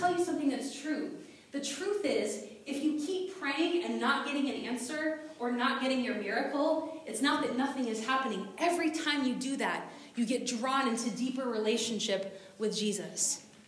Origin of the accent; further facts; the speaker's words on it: United States; I'm American, so my people start decorating for Christmas in like June